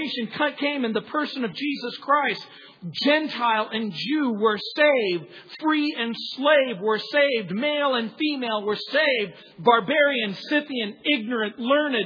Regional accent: New Orleans, Louisiana, United States; I was born in New Orleans.

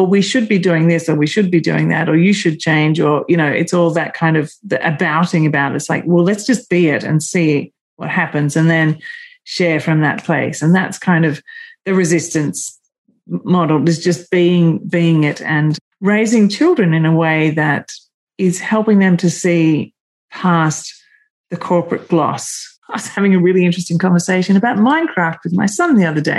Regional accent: Melbourne, Victoria, Australia; But I was born in Melbourne

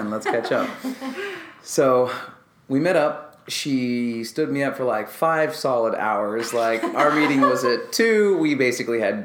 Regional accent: Orange County, California, United States; moved away as an adult; now in Los Angeles, United States; I'm from Orange County, so I moved up

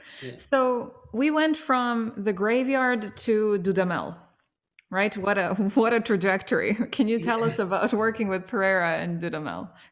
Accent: Belgrade, Serbia; my hometown of Belgrade

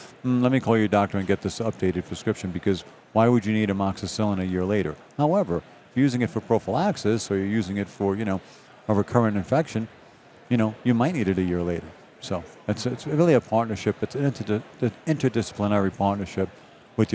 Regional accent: New York City, New York, United States; moved away; I'm a boy from Brooklyn

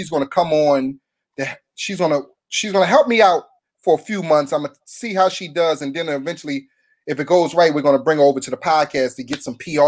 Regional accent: Philadelphia, Pennsylvania, United States; moved away as an adult; now in Los Angeles, United States; I'm from Philly. I'm from North Philly.

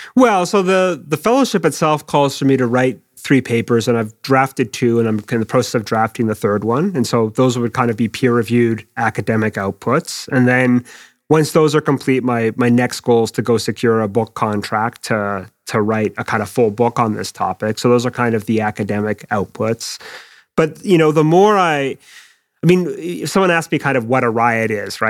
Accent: Quebec, Canada; moved away as an adult; now in United Kingdom; in where I was, Quebec

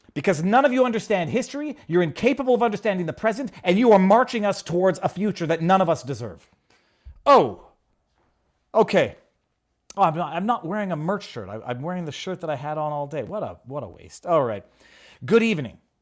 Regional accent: Canada

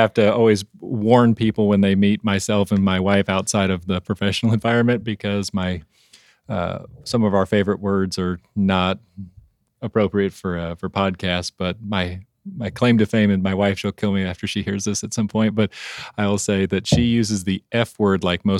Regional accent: Oklahoma, United States; I am from Oklahoma.

